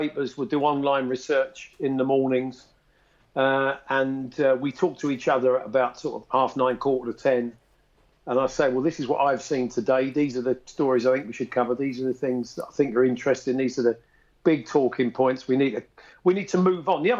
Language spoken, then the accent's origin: English; London, United Kingdom; also born or lived in Stoke Newington / Edmonton; I was born much nearer Arsenal than I was Tottenham, but I moved from that part of North London to Edmonton.